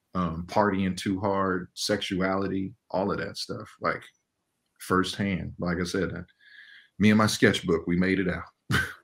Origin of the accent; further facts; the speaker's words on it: Inglewood, California, United States; I grew up in Inglewood, California during like the 80s and 90s